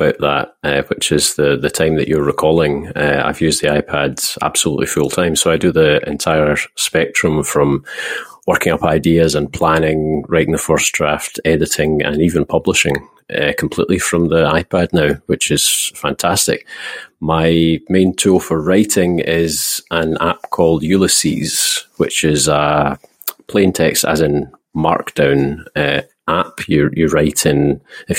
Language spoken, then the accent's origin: English; Scotland, United Kingdom; I am Scottish